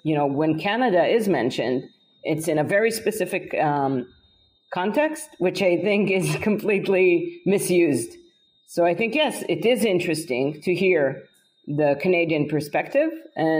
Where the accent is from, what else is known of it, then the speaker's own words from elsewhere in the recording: Haifa District, Israel; I'm half American. My mother made Aliyah as a teenager. Came to this kibbutz in Israel, met my father, and here I am, Israeli first generation.